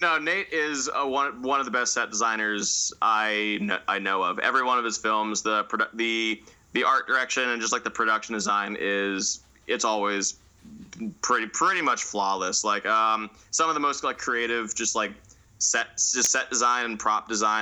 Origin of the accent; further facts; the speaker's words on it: Northern California, United States; I say I'm from NorCal